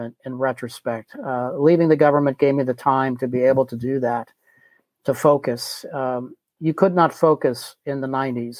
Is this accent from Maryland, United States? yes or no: yes; Bethesda, Maryland, United States; born or raised there